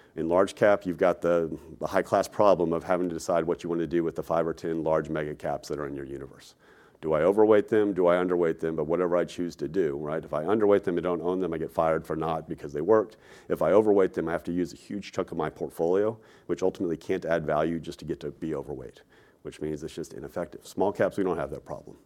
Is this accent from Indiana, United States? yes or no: no; Texas, United States; moved away as an adult; also born or lived in New York; I'm a Texan, right? Born and raised there, went and lived in New York for roughly fifteen years, moved back to Texas